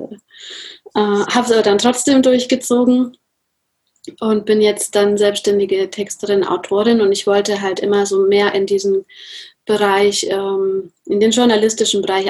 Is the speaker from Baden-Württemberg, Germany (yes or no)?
no; Nuremberg, Bavaria, Germany; ich komme aus Nürnberg